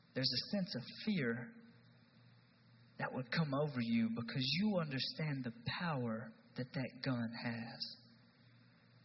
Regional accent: East Tennessee, United States; I'm from East Tennessee

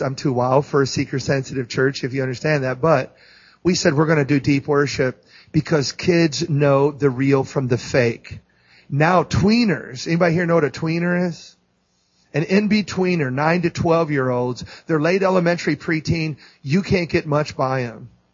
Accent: St. Louis, Missouri, United States; I'm from St. Louis.

